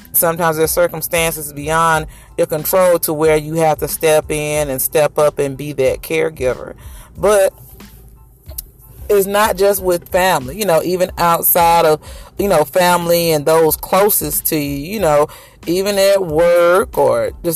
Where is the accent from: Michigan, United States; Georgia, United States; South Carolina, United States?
Georgia, United States; Macon; I'm in Macon. That's my hometown, Macon, Georgia